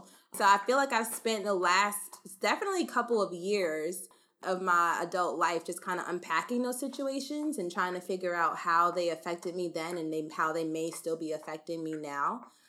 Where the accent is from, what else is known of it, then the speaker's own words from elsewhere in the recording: Cary, North Carolina, United States; I grew up in Cary, North Carolina, but because of my dad's job, we moved around a ton.